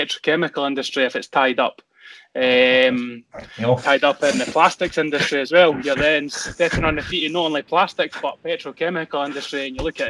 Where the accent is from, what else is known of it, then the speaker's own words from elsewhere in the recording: Edinburgh, Scotland, United Kingdom; now in Dunfermline, United Kingdom; I've stayed in the the council housing estates of Edinburgh as I'd grown up